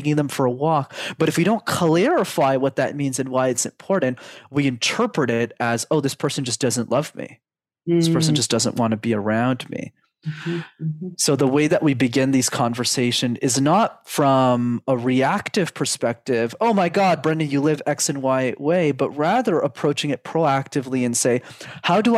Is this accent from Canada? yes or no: yes; Canada; I was born and raised in Canada, first world country.